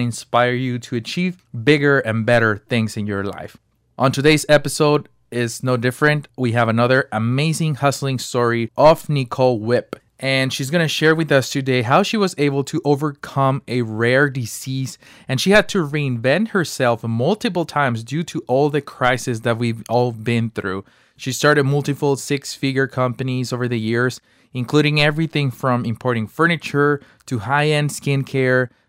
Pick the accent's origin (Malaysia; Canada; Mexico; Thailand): Mexico; moved away; I'm from Mexico, and I started selling ice sticks when I was 8 years old